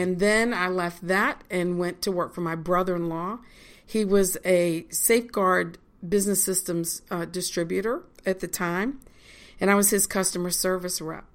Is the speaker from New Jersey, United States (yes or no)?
no; Richmond, Virginia, United States; moved away as an adult; now in Lancaster, United States; Virginia is where I'm from.